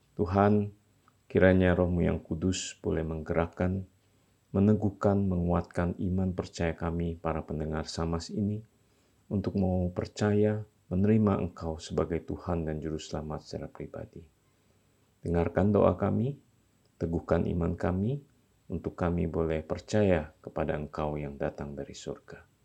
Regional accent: Kalimantan, Indonesia; moved away; also born or lived in Java; asal-usul saya yang dari Kalimantan

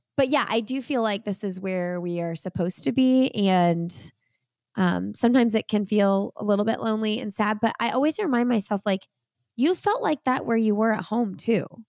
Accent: Bloomington, Indiana, United States; moved away as an adult; now in Raleigh, United States; I grew up in Bloomington, lived in Indianapolis for twenty years, eighteen years, something like that. And we packed up and moved to Raleigh, North Carolina about two years ago

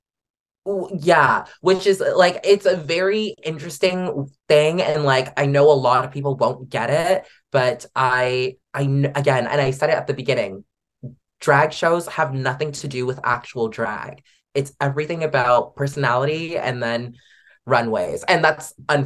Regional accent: Canada; Canadians are f-ing killing it.

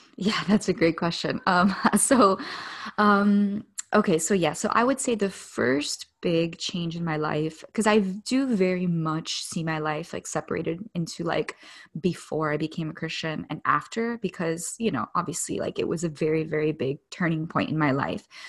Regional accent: Miami, Florida, United States; moved away; I grew up in Miami

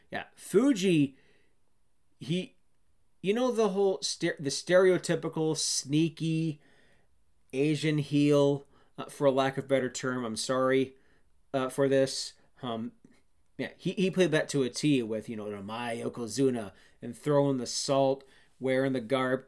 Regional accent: Canada; I'm a Canadian

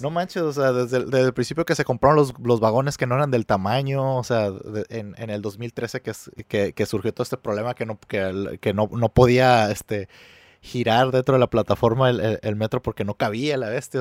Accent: Mexico; para mí como mexicano sí es fácil empatizar

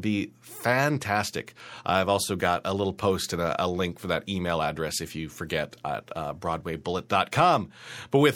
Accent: Great Falls, Montana, United States; now in New York, United States; my hometown of Great Falls, Montana

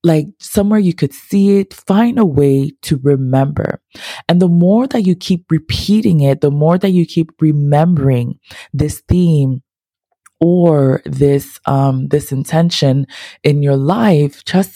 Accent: Ghana; I'm not Haitian, as y'all know, I am so Ghanaian.

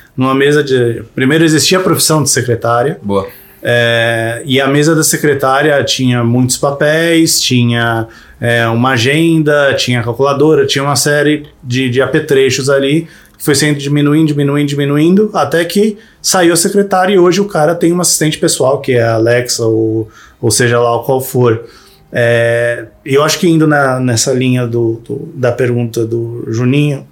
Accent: Brazil; a gente é brasileiro

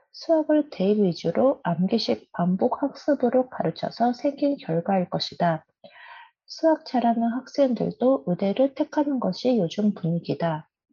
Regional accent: Japan; also born or lived in South Korea; 私韓国生まれ日本育ち

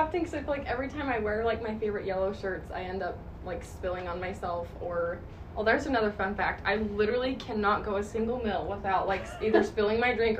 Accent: Cedar City, Utah, United States; I'm 20 years old. I grew up in Cedar City.

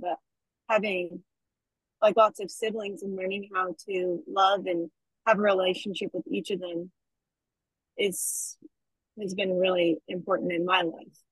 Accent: Logan, Utah, United States; now in Orem, United States; I am from Logan, Utah. I go to school in Orem at UVU

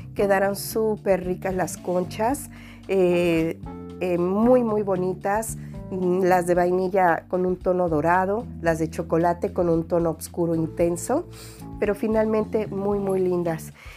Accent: Mexico; now in France; vive en el extranjero y que somos mexicanos

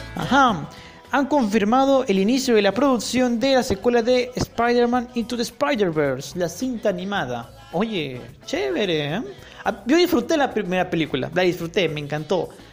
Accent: Peru; en mi país aún no han abierto las salas de cine, en Perú

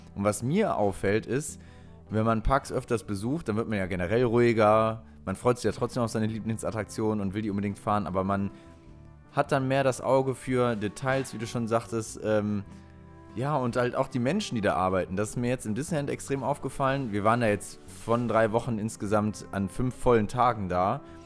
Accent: near Krefeld, North Rhine-Westphalia, Germany; ich komme aus der Ecke Krefel da in die Nähe

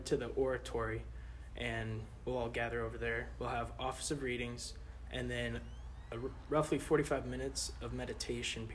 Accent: Edmond, Oklahoma, United States; also born or lived in St. Louis, Missouri; I was born in St. Louis, lived there for 5 to 6 years, and then moved down to Edmond, Oklahoma back in 2007

